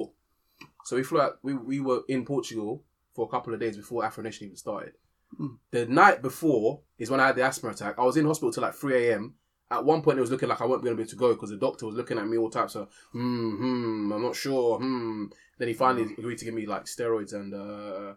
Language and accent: English; London, United Kingdom; I'm from Wembley